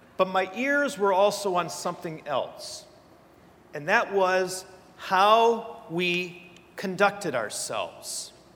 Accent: between Ann Arbor and Detroit, Michigan, United States; moved away as an adult; now in Steubenville, United States; I come from Michigan. Uh, between Ann Arbor and Detroit, actually, is where I grew up.

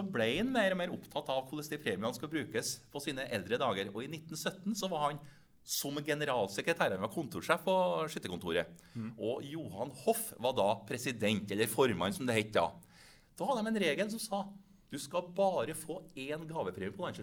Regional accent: Steinkjer, Trøndelag, Norway; og så er jeg jo sjøl fra Steinkjer, så jeg tar med den retten

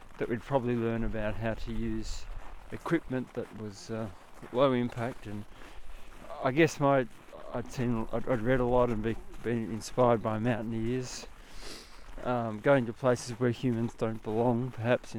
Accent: Australia; moved away as an adult; I'm from Australia, but I came to Finland

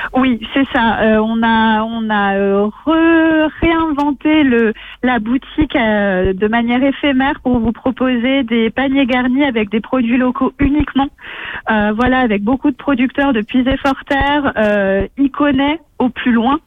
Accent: Puisaye, Bourgogne-Franche-Comté, France; je suis une enfant du pays

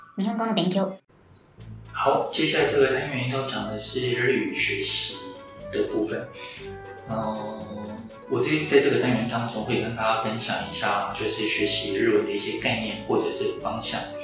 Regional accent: Taiwan; 我们台湾人其实是可以接受

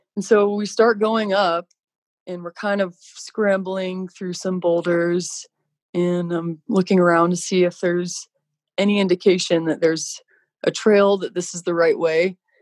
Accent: Colorado, United States; moved away as an adult; now in Park City, United States; I grew up in Colorado and I thought Colorado was pretty spectacular

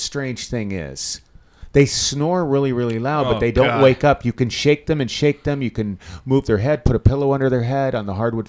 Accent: Inglewood, California, United States; I grew up in Inglewood.

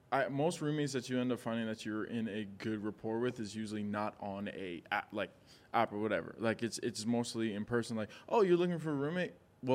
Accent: New York City, New York, United States; also born or lived in Bronx, New York; now in Los Angeles, United States; I'm born and raised in New York, Queens to be specific. Born in the Bronx, raised in Queens.

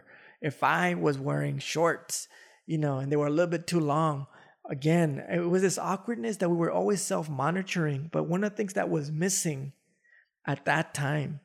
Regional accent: Los Angeles, California, United States; I didn't grow up in the Boyle Heights area. I grew up in the South Central area

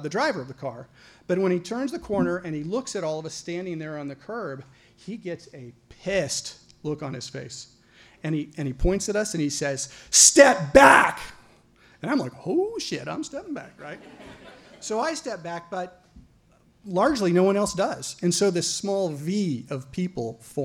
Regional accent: Caldwell, Idaho, United States; moved away as an adult; also born or lived in Oregon; I'm from a small town. I'm from Caldwell, Idaho

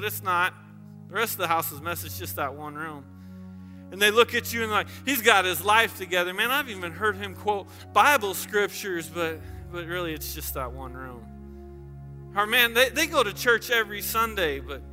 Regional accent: the South, United States; I grew up in the South

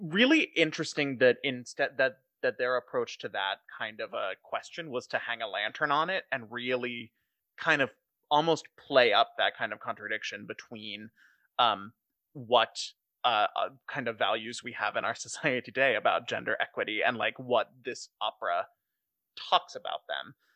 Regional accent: Chicago, Illinois, United States; we're from Chicago.

